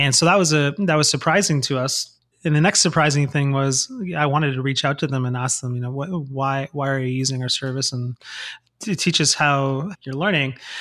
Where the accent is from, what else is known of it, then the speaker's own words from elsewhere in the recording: Toronto, Ontario, Canada; now in San Antonio, United States; I'm originally from Toronto